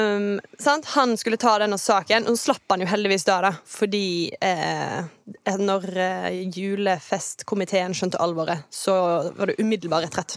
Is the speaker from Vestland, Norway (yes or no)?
yes; Kvinnherad, Vestland, Norway; also born or lived in Åkra; now in Bergen, Norway; kommer fra verdens ende i Kvinnherad